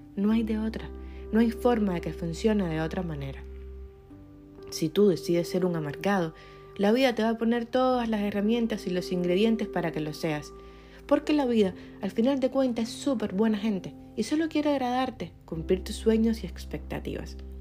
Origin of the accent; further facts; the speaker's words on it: Cuba; Yo soy cubana